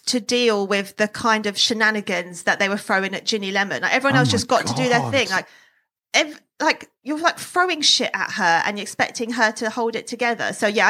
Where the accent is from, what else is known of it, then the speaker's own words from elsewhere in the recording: Scotland, United Kingdom; You're obsessed with Lawrence, but I'm Scottish too.